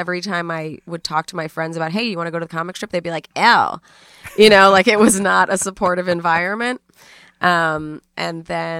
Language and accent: English; New York City, New York, United States; No, uptown. Upper East Side, yeah.